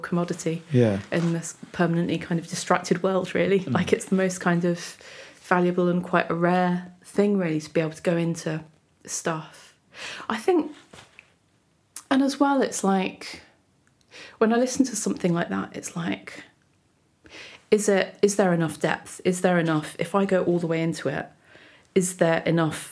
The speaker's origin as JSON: {"language": "English", "country": "United Kingdom", "said": "being British"}